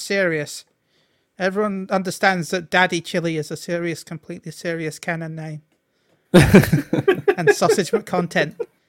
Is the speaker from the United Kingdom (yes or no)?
yes; United Kingdom; That's true, we are British.